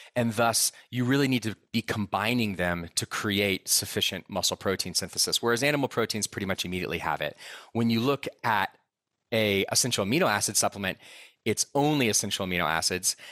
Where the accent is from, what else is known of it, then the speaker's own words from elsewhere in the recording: Austin, Texas, United States; now in Boulder, United States; I grew up in Austin, Texas.